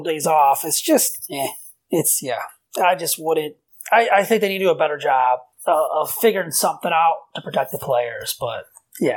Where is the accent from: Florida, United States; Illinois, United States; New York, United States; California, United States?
Illinois, United States; suburbs west of Chicago; the area I grew up in, out in the suburb, like west of Chicago